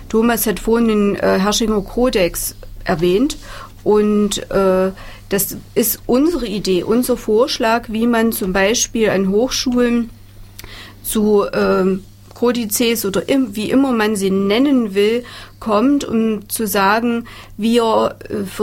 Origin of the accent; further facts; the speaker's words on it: Thuringia, Germany; Insofern ist es schön, wir als Thüringer, wir sind ein kleines Land